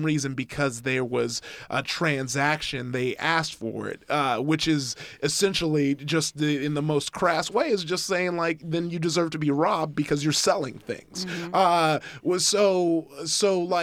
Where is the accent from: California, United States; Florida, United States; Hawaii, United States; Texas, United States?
California, United States; Compton; I grew up in Compton